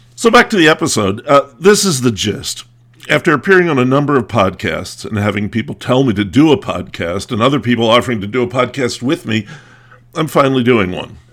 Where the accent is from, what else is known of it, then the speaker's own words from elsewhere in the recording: Lancaster County, Pennsylvania, United States; also born or lived in New England / Virginia / Maryland / Washington, D.C.; I grew up in Lancaster County, and I've lived in New England, Virginia, Maryland, D C, Kentucky, and California. But I've always considered myself a Pennsylvanian.